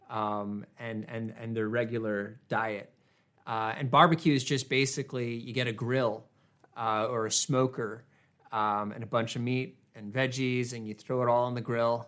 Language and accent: English; United States; I'm American